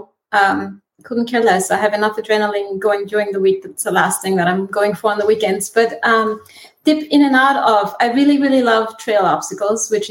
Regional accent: Athens, Attica, Greece; also born or lived in Germany; now in United States; I am originally from Greece, born in Athens

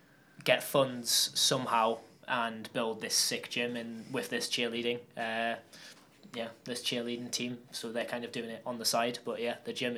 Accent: Newcastle upon Tyne, North East England, United Kingdom; I'm from Newcastle upon Tyne, which is northeast of England. It's kind of nobody really knows about Newcastle, but it is kind of just below Scotland.

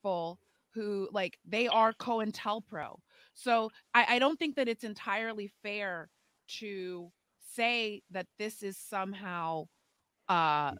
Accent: Potomac, Maryland, United States; I'm from Potomac, so I didn't grow up traumatized and terrorized by racial violence

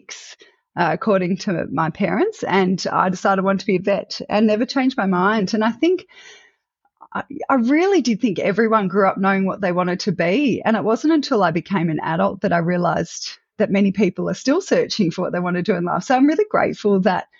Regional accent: Melbourne, Victoria, Australia; I am Australian born and bred. So coming to you from Australia, I grew up in Melbourne and spent most

